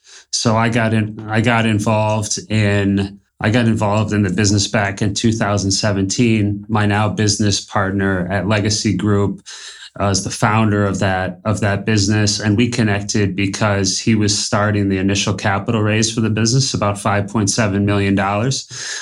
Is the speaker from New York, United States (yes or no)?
yes; Buffalo, New York, United States; now in Colombia; Born and raised in Buffalo, New York.